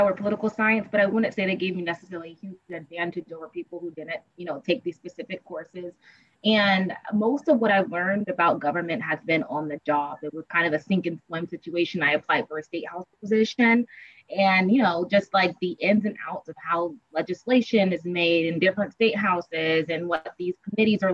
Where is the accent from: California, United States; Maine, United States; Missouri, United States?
California, United States; Long Beach; moved away as an adult; also born or lived in San Diego, California / Los Angeles, California / Illinois; now in Washington, DC, United States; I'm from Long Beach, California